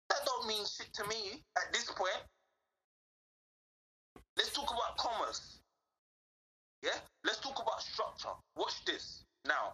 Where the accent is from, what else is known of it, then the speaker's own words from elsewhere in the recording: London, United Kingdom; I'm from Southeast London